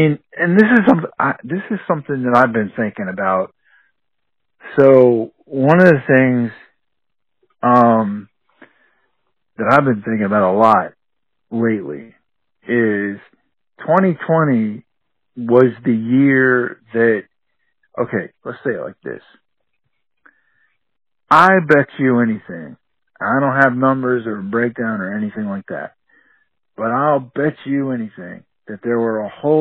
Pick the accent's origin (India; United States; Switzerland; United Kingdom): United States; the South; we're both from the South